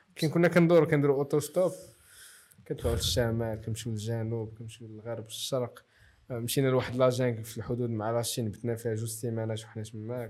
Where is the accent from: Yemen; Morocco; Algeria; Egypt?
Morocco; وانا مغربي